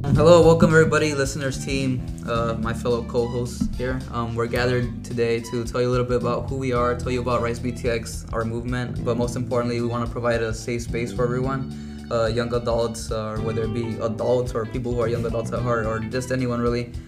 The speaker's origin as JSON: {"language": "English", "town": "Brownsville", "region": "Texas", "country": "United States", "tie": "born or raised there", "said": "I was born and raised in Brownsville, Texas"}